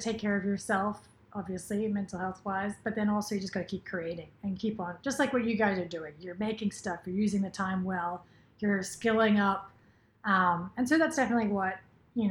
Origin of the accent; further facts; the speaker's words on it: Sydney, New South Wales, Australia; moved away as an adult; now in Los Angeles, United States; I'm from Sydney, Australia, and I moved to LA in 2017.